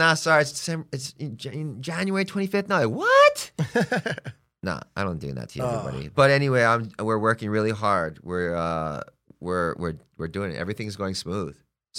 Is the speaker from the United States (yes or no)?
yes; Hawaii, United States; now in Palm Springs, United States; Hey, I'm from Hawaii, okay? I've been living here for X amount of time. I'm getting to know Palm Springs, and it's a gay community.